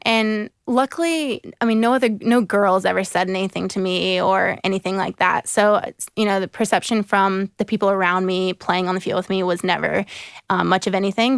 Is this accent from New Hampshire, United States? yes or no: no; Jacksonville, Florida, United States; also born or lived in South Carolina / Seattle / Brisbane; I was born in South Carolina, and I moved when I was two to Jacksonville, Florida, and I've spent the rest of my life there so far.